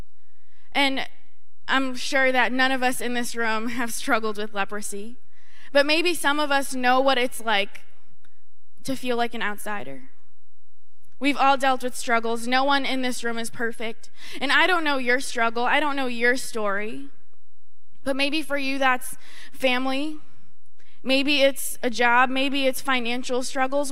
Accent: North Shore of Boston, Massachusetts, United States; I'm from the North Shore of Boston

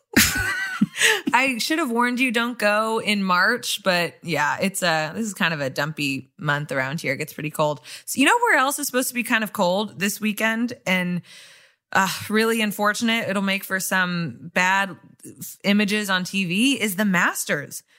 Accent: Kansas City, United States; moved away; also born or lived in Wisconsin; I'm really from Kansas City

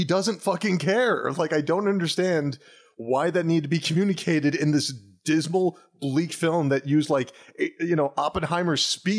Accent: United States; that's a very relatable subject as an American.

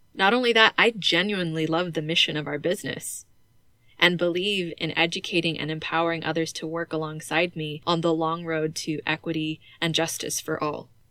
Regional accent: California, United States; moved away; the house they raised me in back in my home state of California

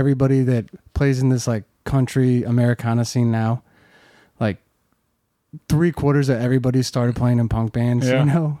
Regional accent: Cedar Hill, Missouri, United States; moved away as an adult; now in St. Louis, United States; I grew up in Cedar Hill.

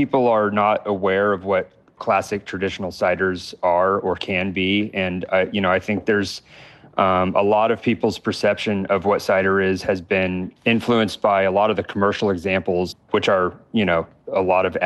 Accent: Fort Collins, Colorado, United States; moved away as an adult; now in Los Angeles, United States; I'm from Colorado, the Fort Collins area, where New Belgium

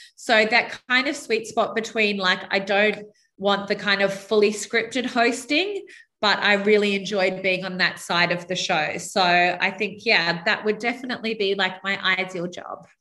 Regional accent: New South Wales, Australia; brought up on a very small island about an hour north of uh, Sydney in Australia

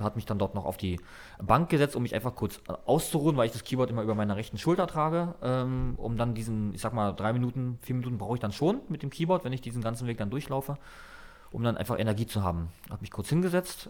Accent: Berlin, Germany; also born or lived in Dresden; ich bin in Mahlsdorf groß geworden, Berlin-Mahlsdorf, mhm. ganz im Osten der Stadt

